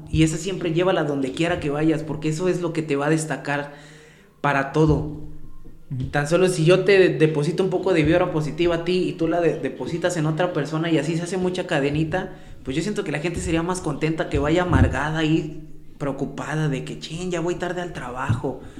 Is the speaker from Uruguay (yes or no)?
no; San Bruno, Mexico; Vengo de aquí de San Bruno, yo soy de San Bruno.